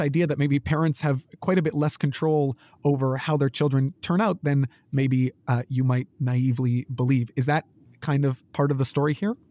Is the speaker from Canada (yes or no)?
yes; Canada; being Canadian. I guess we many people learn French. I did you know French immersion classes